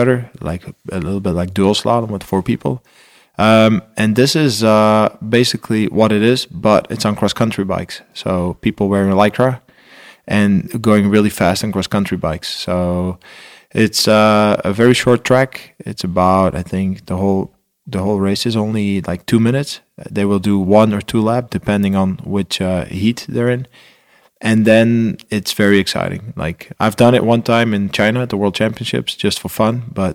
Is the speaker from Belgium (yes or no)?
yes; Belgium; I'm from Belgium